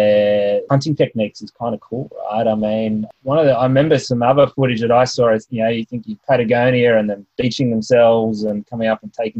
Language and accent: English; Australia; They might not know I'm Australian, they might not speak my dialect